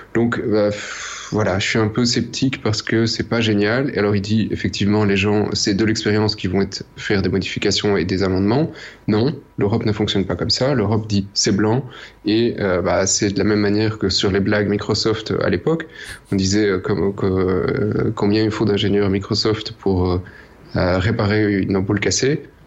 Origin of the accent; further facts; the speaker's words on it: Belgium; on est belge